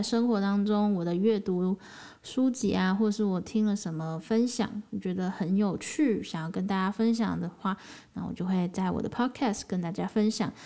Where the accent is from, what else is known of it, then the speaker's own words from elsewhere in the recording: Taiwan; 八月才从辽国回到台湾